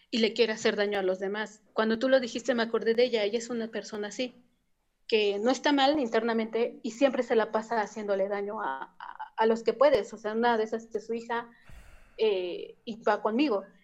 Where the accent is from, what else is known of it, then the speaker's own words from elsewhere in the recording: Mexico; yo soy de México igual.